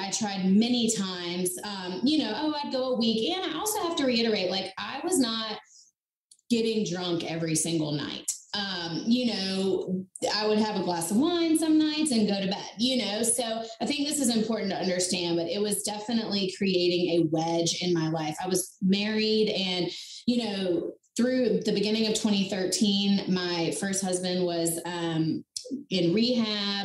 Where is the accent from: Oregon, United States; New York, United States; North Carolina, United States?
North Carolina, United States; I'm from North Carolina. I live right outside of Charlotte